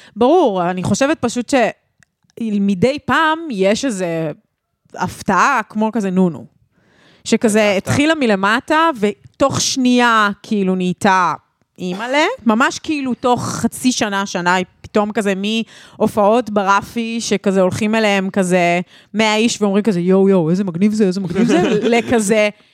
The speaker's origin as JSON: {"language": "Hebrew", "town": "Ra'anana", "region": "Central District", "country": "Israel", "tie": "born or raised there", "said": "גדלנו שתינו ברעננה"}